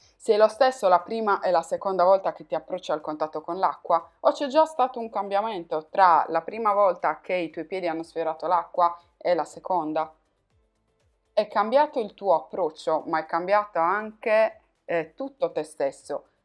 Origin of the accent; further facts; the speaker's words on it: Sardinia, Italy; accent: Sardinian; moved away as an adult; now in Turin, Italy; dalla Sardegna, come puoi probabilmente sentire dal mio accento, mi sono trasferita a Torino